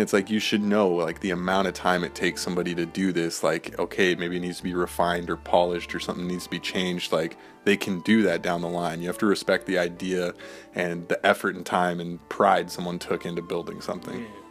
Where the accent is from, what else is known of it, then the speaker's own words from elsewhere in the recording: United States; being an American